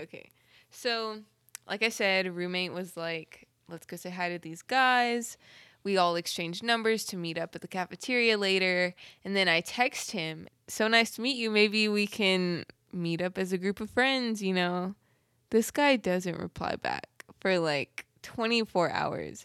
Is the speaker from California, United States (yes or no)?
yes; Southern California, United States; moved away as an adult; now in Oklahoma, United States; Southern Cali girl